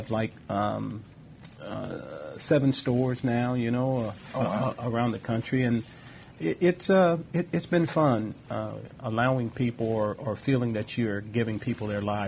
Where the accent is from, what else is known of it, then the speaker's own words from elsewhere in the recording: Los Angeles, California, United States; growing up in South Central Los Angeles